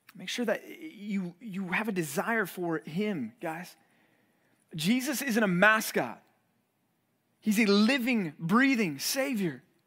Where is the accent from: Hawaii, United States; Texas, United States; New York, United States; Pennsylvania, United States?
Texas, United States; Dallas; moved away as an adult; also born or lived in Missouri; growing up in Dallas, I didn't have a snow shovel.